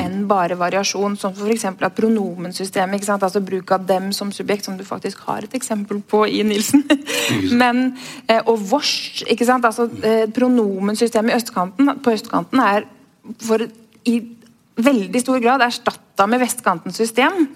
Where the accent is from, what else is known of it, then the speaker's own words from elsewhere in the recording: Oslo, Norway; er egentlig en ganske sånn klassisk Oslo-boer, egentlig, som har bodd omtrent rundt hele byen